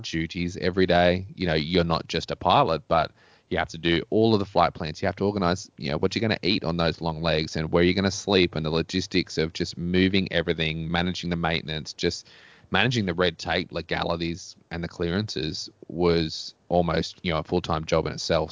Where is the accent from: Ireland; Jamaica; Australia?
Australia; as an Australian kid